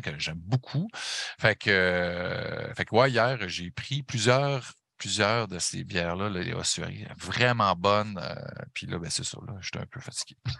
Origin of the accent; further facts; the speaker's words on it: Saguenay, Quebec, Canada; accent: Saguenay; chum à moi, Yannick, on vient les deux euh, du Saguenay de Chicoutimi